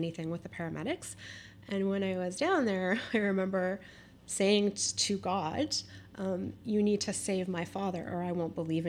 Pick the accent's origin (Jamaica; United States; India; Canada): Canada; North Vancouver, British Columbia; also born or lived in Kitsilano / Kerrisdale / Marpole / Toronto; I grew up right here in North Vancouver